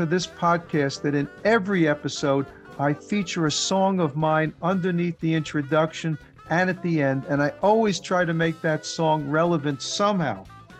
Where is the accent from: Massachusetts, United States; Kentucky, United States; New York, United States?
New York, United States; New York area, United States; because I grew up in the New York area